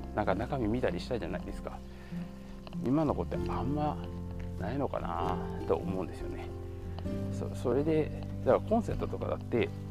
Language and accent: Japanese; Kansai, Japan; 僕とかは結構もともと一応関西人